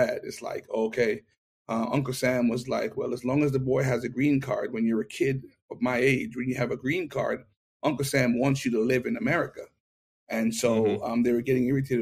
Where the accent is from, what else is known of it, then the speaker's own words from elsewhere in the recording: Kingston, Jamaica; accent: Jamaican; moved away as an adult; also born or lived in New York, United States; now in United States; I was born in Kingston, Jamaica. And up until the age of five, I stayed with my mother